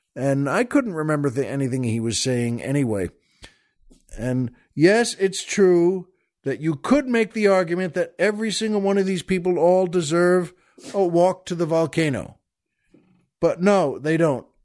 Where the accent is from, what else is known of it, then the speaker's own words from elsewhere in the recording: Long Island, New York, United States; where I grew up on Long Island